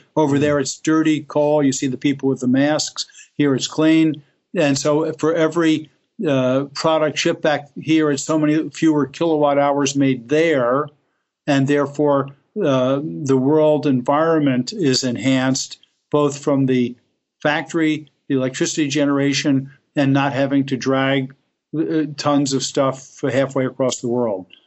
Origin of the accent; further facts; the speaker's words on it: Elizabeth, New Jersey, United States; I grew up in Elizabeth, New Jersey, which is right across the the river from New York City